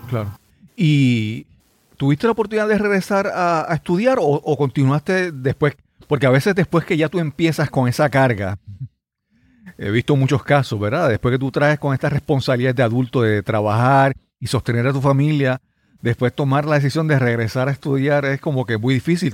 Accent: Yabucoa, Puerto Rico; mi pueblo natal es, le, los equipos deportivos de mi pueblo le llaman los azucareros

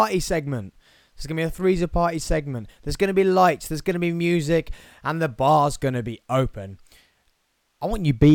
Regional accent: Tamworth, West Midlands, United Kingdom; in Tamworth, where I grew up, my hometown of Tamworth

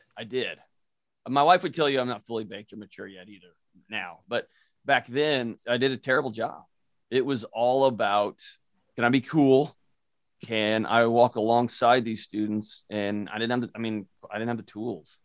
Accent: Houston, Texas, United States; moved away as an adult; now in Nashville, United States; I was born and raised in Houston

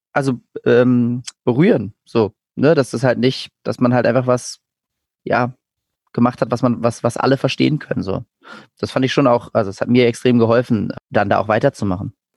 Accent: Berlin, Germany; ich bin in, in Berlin geboren und aufgewachsen.

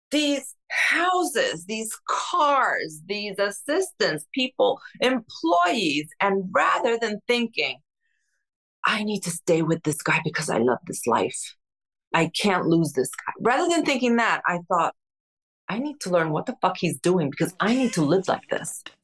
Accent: Newark, New Jersey, United States; also born or lived in Cuba / Spain; From Spain to New Jersey, we moved into a three bedroom apartment in Newark with my grandparents.

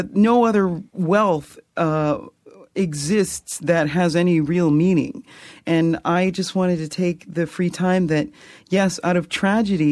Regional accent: Fredericton, New Brunswick, Canada; I grew up in Fredericton and Brunswick Street United Baptist Church

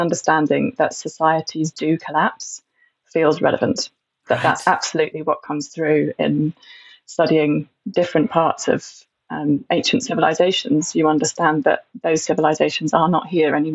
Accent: Stroud, South West England, United Kingdom; I grew up in Stroud, where there's a strong activist community

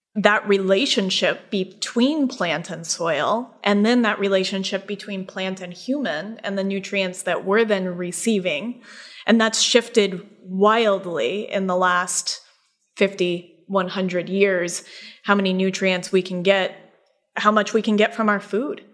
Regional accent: Colorado, United States; now in upstate New York, United States; we're actually both from Colorado

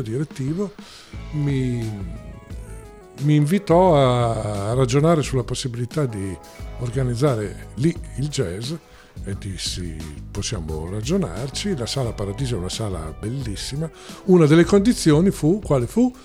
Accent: Porretta Terme, Emilia-Romagna, Italy; also born or lived in Rome; la mia adolescenza, i momenti più importanti, formativi della mia vita sono, eh, stati a Porretta Terme.

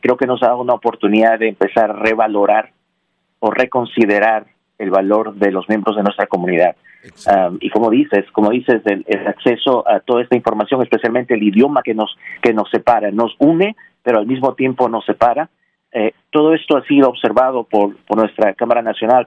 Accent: Peru; now in Nashville, United States; Nací en Perú y me, eh, eh, me hice ciudadano en el año 2006 aquí en Nashville

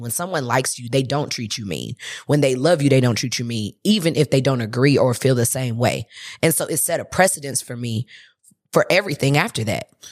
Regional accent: St. Louis, Missouri, United States; moved away; I'm from Saint Louis

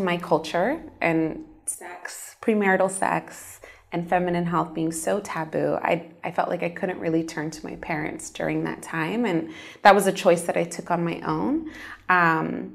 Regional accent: United States; moved away; I grew up in the States in a Muslim Arab American home. My parents immigrated to the States from Egypt

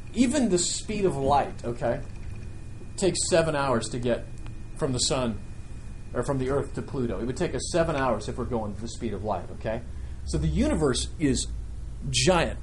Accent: Nebraska, United States; I grew up in Nebraska where we didn't have much but, you know, a couple of cows.

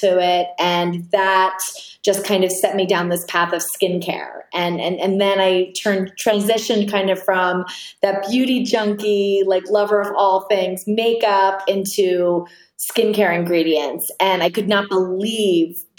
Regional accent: Wilmington, Delaware, United States; also born or lived in Manhattan, New York; now in Jackson Hole, United States; I grew up in a small town called Wilmington, Delaware, which is a suburb about 20 minutes outside of Philadelphia.

